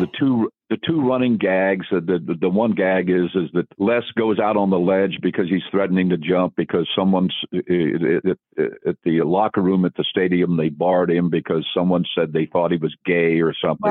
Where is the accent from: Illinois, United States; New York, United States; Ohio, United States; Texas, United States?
Ohio, United States; Dayton; I'm from Dayton, Ohio